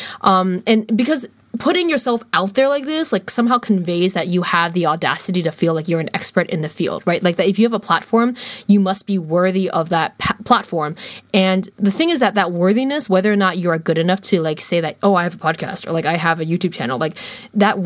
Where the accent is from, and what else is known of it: United States; first language English